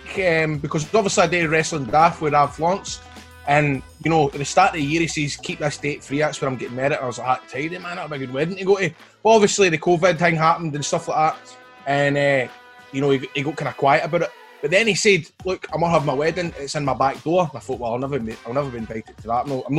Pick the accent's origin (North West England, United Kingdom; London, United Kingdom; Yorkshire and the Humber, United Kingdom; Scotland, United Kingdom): Scotland, United Kingdom; Coatbridge; I grew up in Coatbridge and I used to go to Albion Rovers games.